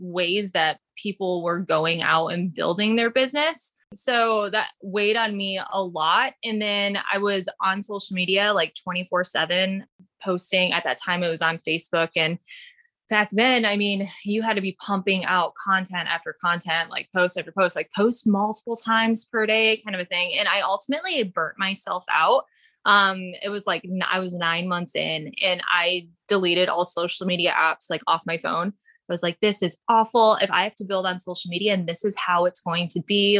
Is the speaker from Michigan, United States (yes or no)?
yes; Upper Peninsula of Michigan, United States; moved away as an adult; now in California, United States; So I am from the Upper Peninsula of Michigan. I grew up there